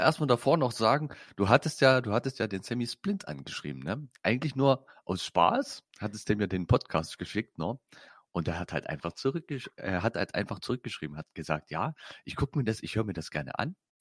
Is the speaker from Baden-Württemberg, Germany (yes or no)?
no; Saxony, Germany; Ich bin Sachse